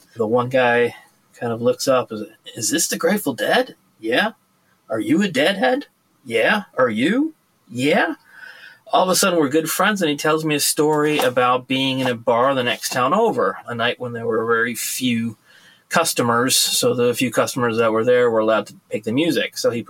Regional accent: United States; moved away as an adult; now in Norway; I'm an American that's lived in Norway for the last 24 years, and I live in an area where very few people know

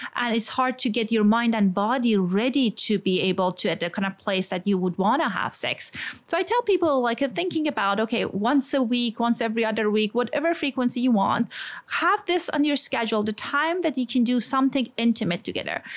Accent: Iran; accent: Iranian; English is a second language; moved away; I grew up in a kind of, a, as people can guess from my accent, I'm Iranian in a conservative community

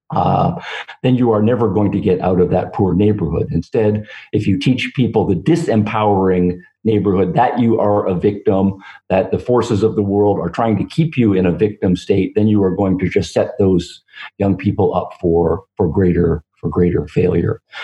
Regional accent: Canada; moved away as an adult; now in United States; growing up in Canada and living most of my career in the United States

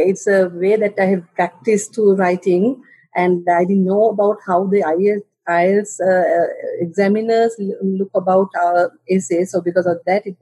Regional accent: Sri Lanka; English is a second language; I'm from Sri Lanka

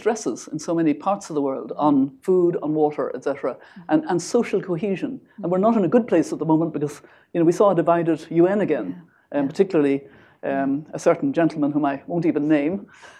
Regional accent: Ireland; I mean, you know me as an Irish mm-hmm. grandmother.

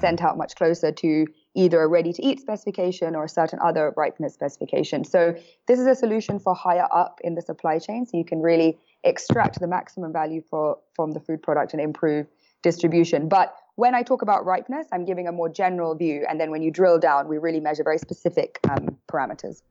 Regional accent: London, United Kingdom; moved away as an adult; now in San Francisco, United States; I am from London.

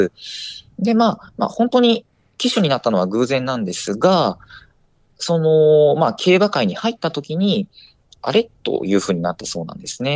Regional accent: Osaka, Japan; 私は大阪府の出身

